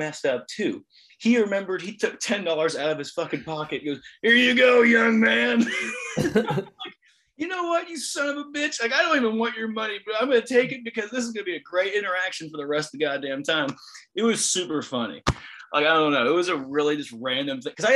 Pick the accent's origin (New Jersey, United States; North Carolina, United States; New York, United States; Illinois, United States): Illinois, United States; Springfield; we're from Springfield, Illinois.